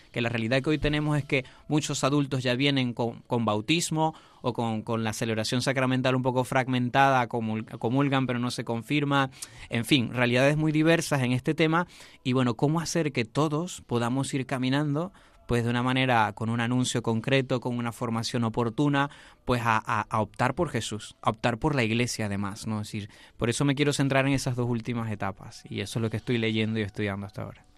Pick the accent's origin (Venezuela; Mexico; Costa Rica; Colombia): Venezuela; moved away as an adult; now in Madrid, Spain; mi ciudad natal